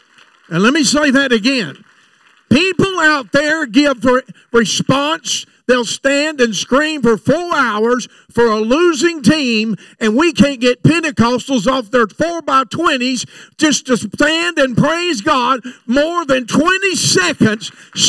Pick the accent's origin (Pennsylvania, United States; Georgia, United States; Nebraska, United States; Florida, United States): Florida, United States; I know I come from Florida, but I never was in trouble.